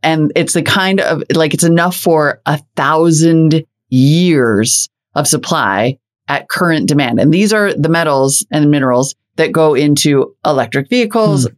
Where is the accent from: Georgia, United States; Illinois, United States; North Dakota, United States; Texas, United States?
North Dakota, United States; my home state of North Dakota